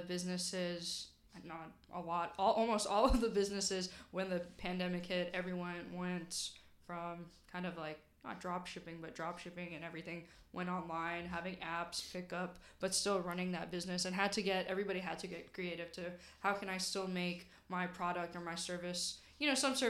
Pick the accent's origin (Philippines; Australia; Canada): Philippines; And I don't think, like, just being Filipino, my parents are just like, oh, you know, you get the basic stuff.